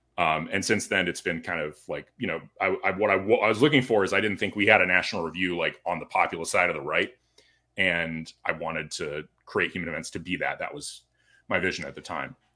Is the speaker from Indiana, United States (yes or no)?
no; California, United States; moved away as an adult; also born or lived in Washington, D.C.; now in Florida, United States; born and raised in California